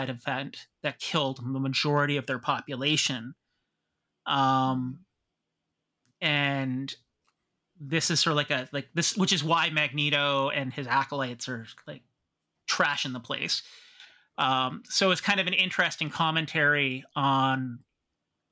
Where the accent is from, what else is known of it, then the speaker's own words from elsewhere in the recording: Pickering, Ontario, Canada; I grew up doing duck and cover drills when I was growing up in Pickering